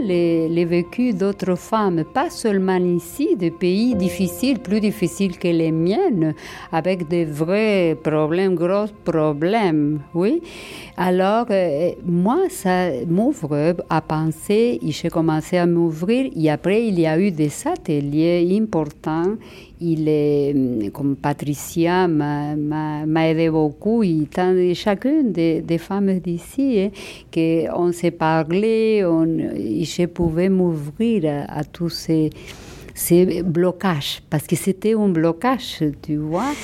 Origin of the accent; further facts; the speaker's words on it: Argentina; accent: Argentine; first language Spanish; French is a second language; moved away as an adult; now in Montreal, Canada; mon accent argentin, c'est ma fierté